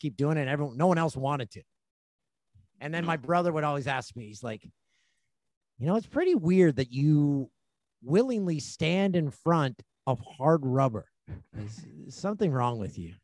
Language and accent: English; Peterborough, Ontario, Canada; moved away as an adult; also born or lived in Ottawa / Vancouver / Los Angeles; I'm from Peterborough, Ontario, and I'm doing traffic in Vancouver